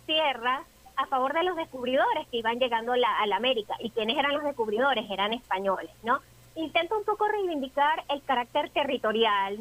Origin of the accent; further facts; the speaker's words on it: Venezuela; nosotros como venezolanos debemos conocer y reivindicar siempre